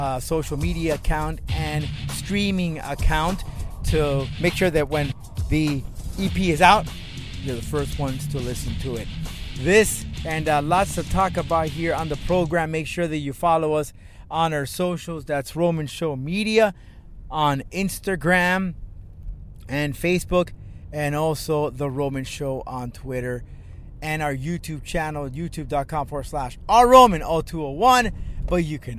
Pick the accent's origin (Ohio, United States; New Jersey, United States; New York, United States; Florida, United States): Florida, United States; Miami; I am from Miami, Florida